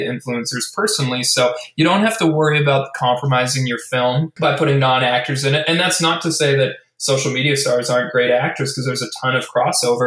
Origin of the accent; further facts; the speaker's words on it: Edmonton, Alberta, Canada; now in Vancouver, Canada; my hometown of Edmonton, Alberta, obviously here in Vancouver, Canada